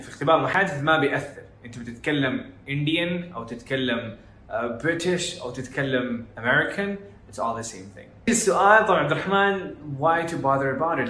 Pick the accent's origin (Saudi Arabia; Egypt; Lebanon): Saudi Arabia; إحنا عندنا في السعودية. آه، الجداوي والوكاوي و-, آه، والجنوب